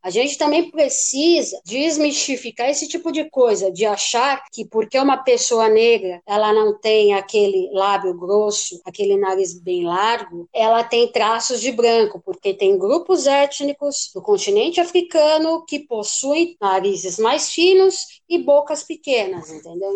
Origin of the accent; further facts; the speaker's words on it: São Paulo, Brazil; Desde 5, 6 anos, eu já ia a algumas exposições nos principais museus da cidade de São Paulo, né? Eu sou daqui de São Paulo